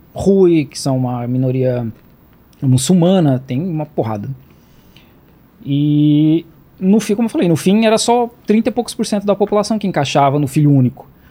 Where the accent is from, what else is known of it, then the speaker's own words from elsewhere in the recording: Santa Catarina, Brazil; moved away as an adult; now in Jiangmen, China; Eu sou de Santa Catarina